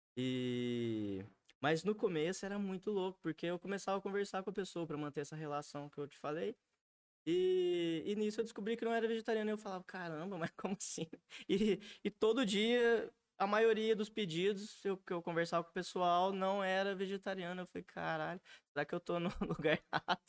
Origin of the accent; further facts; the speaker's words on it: Alfenas, Minas Gerais, Brazil; eu sou nascido e criado em Alfenas, minha família é quase toda daqui, da região, sul de Minas